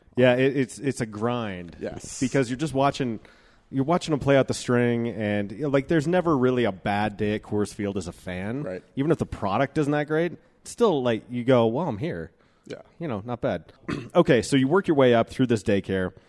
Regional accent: Golden, Colorado, United States; I grew up in Golden

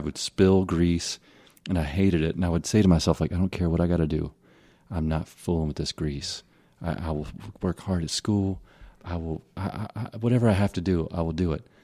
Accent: Tennessee/Mississippi border area, United States; also born or lived in Hernando, Mississippi; I grew up in Tennessee, in Mississippi.

